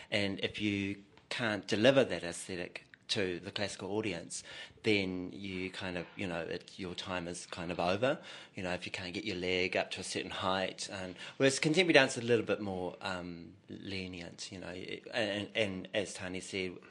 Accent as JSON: {"language": "English", "town": "Rotorua", "region": "Bay of Plenty", "country": "New Zealand", "moved": "yes", "lives_now": "Auckland, New Zealand", "said": "I'm Te Arawa Ngāti Raukawa in Kaitahu, and I'm from Rotorua, and I've been living in Auckland for the past 26 years."}